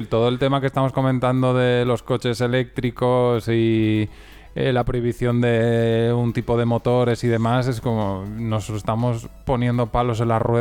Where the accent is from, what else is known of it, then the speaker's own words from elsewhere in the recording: Spain; lo hemos decidido hacer en plan low cost porque somos españoles